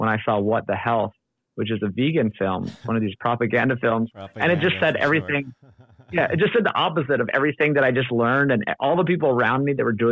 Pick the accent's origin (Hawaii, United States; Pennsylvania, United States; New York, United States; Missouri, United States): Hawaii, United States; Oahu; moved away as an adult; also born or lived in Los Angeles, California; I grew up on Oahu, born and raised. Then I made it out to UCLA